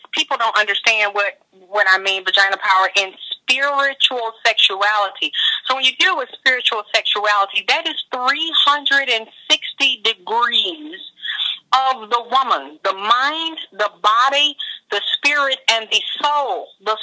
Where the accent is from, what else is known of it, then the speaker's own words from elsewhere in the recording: Georgia, United States; moved away; I came from Georgia, a very repressed spiritual and religious background